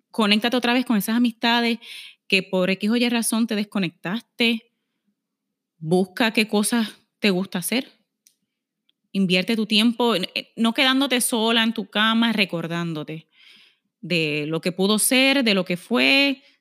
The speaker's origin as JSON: {"language": "Spanish", "town": "Aguadilla", "country": "Puerto Rico", "said": "tengo 39 añitos, soy de Aguadilla"}